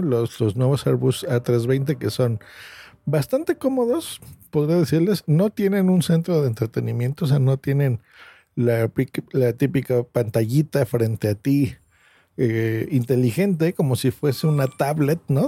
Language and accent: Spanish; Mexico City, Mexico; also born or lived in Cancún; he ido también como turista desde aquí de la Ciudad de México desde muy niño